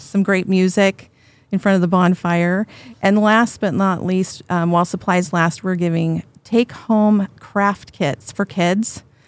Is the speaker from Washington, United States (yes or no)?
yes; Woodinville, Washington, United States; I grew up in Woodenville.